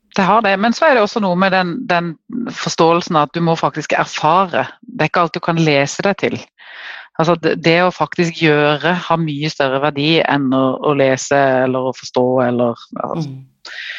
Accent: Kristiansand, Agder, Norway; accent: southern (Sørlandet) dialect; jeg bor helt i sør, det kan dere sikkert høre på dialekten. Jeg bor i Kristiansand

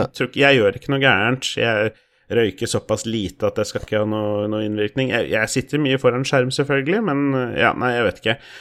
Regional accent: Moss, Østfold, Norway; er jo mossing, jeg er jo fra Østfold

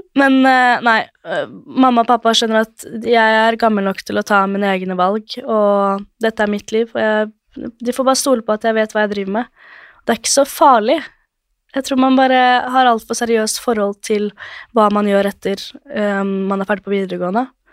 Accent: Drøbak, Akershus, Norway; moved away as an adult; now in Oslo, Norway; jeg er fra Drøbak og bor i Oslo

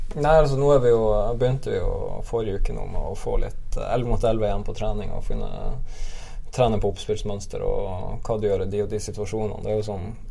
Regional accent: Nordreisa, Troms, Norway; now in Bergen, Norway; Nå er jeg fra Nordreisa

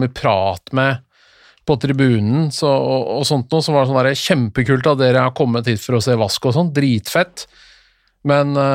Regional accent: Norway; Men så forska de litt, og da fant de ut at eh, vi trenger jo ikke det som nordmenn.

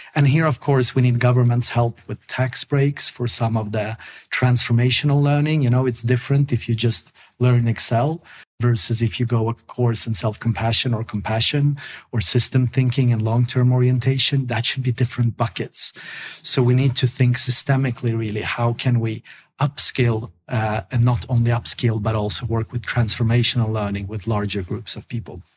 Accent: Sweden; English is a second language; I grew up in Sweden

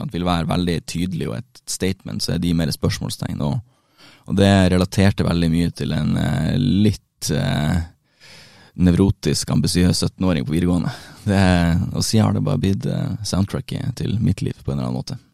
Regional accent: Bodø, Nordland, Norway; moved away as an adult; now in Oslo, Norway; hjemme i Bodø.

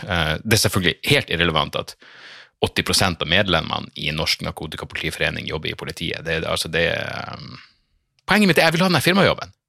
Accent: Narvik, Nordland, Norway; now in Oslo, Norway; jeg er en storkar som ikke skjønner min egen dialekt

